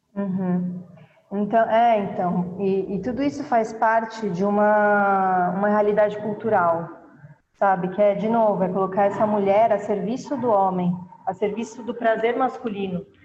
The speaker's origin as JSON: {"language": "Portuguese", "country": "Brazil", "also_born_or_lived": "Kenya", "moved": "as an adult", "said": "eu saí do Brasil"}